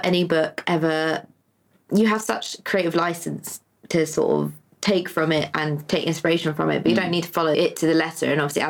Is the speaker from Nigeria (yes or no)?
no; England, United Kingdom; everyone in England, we grew up on Roald Dahl at school